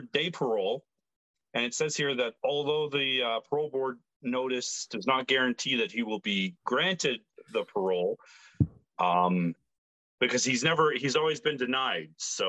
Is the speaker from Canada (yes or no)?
yes; Canada; I was raised in Canada, from Canada